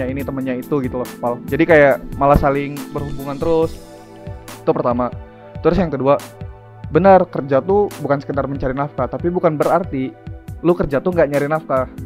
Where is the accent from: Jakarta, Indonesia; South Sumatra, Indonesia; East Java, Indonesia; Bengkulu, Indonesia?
South Sumatra, Indonesia; gue aslinya dari Sumatera nih Sumatera Selatan ya. Jadi sebenarnya pengen merantau tuh udah dari lama tuh dari zaman SMP pengen pokoknya kalau udah mau tamat SMA mau keluar dari Sumatera lah